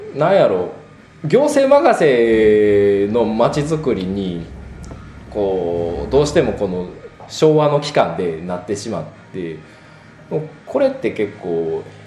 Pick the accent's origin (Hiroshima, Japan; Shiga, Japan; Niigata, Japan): Shiga, Japan; Konan; also born or lived in Kyoto / Shizuoka; 湖南市が自分のふるさとやな